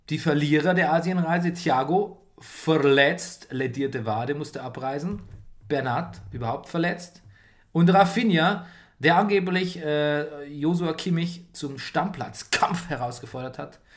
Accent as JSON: {"language": "German", "country": "Italy", "said": "ich bin Italiener, ich bin nicht ansatzweise die Braun wie du."}